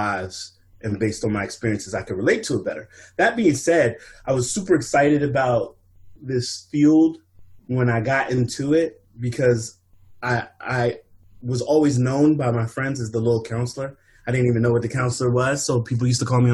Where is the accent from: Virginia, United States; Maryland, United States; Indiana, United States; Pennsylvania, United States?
Maryland, United States; Montgomery County; also born or lived in Philadelphia; I grew up in Maryland, Montgomery County, but I also spent my summers back home in Philadelphia